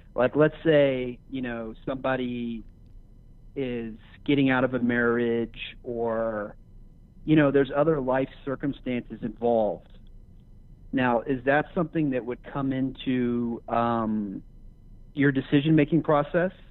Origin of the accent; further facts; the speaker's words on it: Los Angeles, California, United States; I am from Los Angeles, California.